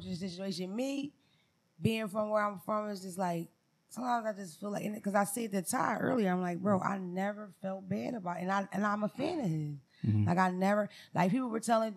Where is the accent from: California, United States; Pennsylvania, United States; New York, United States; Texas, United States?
Pennsylvania, United States; Philadelphia; I'm from Philadelphia originally